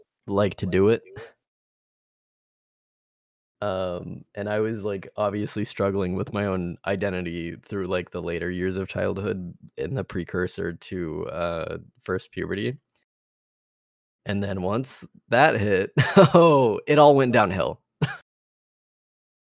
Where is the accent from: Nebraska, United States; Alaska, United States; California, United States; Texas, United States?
Texas, United States; I'm Texan. I grew up in Texas.